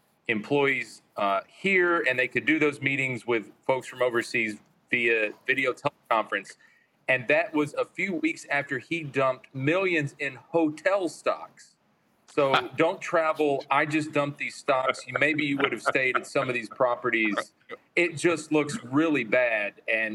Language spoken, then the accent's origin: English; North Carolina, United States; my home state of North Carolina